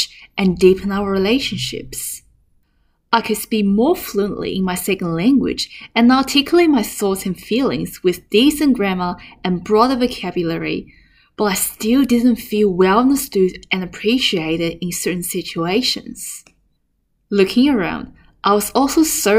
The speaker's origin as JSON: {"language": "English", "country": "China", "tie": "born or raised there", "second_language": "English", "moved": "as an adult", "lives_now": "Melbourne, Australia", "said": "growing up in China"}